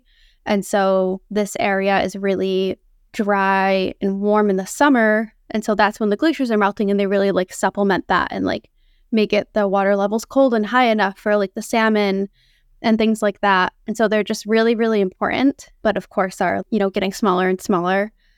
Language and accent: English; Northeast, United States; I grew up in the Northeast, so I'd never seen that type of landscape or glaciers before.